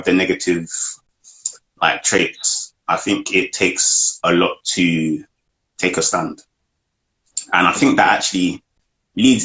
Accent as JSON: {"language": "English", "country": "United Kingdom", "accent": "British", "said": "our British accents"}